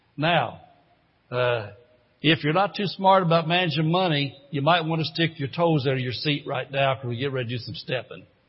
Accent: Indiana, United States; moved away as an adult; I grew up in Indiana. As a matter of fact, I was in Indiana 54 years

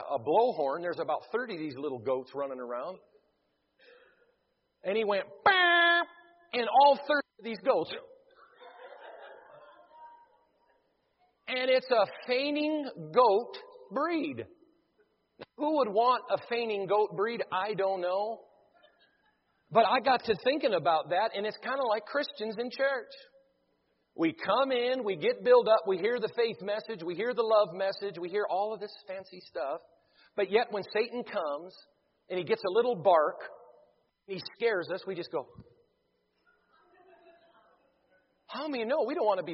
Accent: Devils Lake, North Dakota, United States; I was born in Devil's Lake, North Dakota

